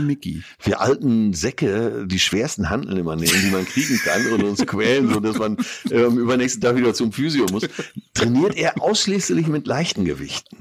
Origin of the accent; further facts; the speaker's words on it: Münsterland, North Rhine-Westphalia, Germany; als typischer Münsterländer